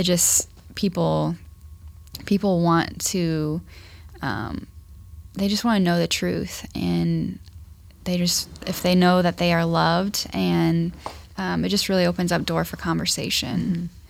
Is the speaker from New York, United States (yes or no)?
no; Ashland, Ohio, United States; now in Dayton, United States; I am not from Dayton, so I am from Ashland, Ohio.